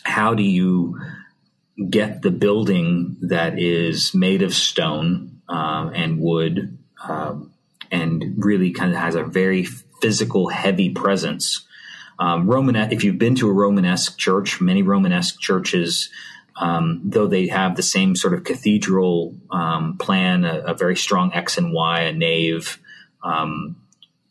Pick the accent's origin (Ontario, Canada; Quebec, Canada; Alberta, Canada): Quebec, Canada; Montreal; I'm from Montreal, so I speak a little French.